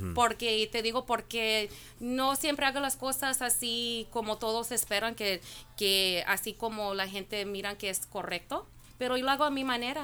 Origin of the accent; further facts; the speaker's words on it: Norwalk, California, United States; Yo soy de, Norwalk, California, aquí estoy en local